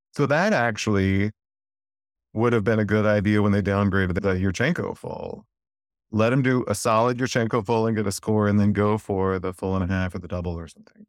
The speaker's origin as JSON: {"language": "English", "region": "North Alabama", "country": "United States", "tie": "born or raised there", "said": "I grew up in North Alabama"}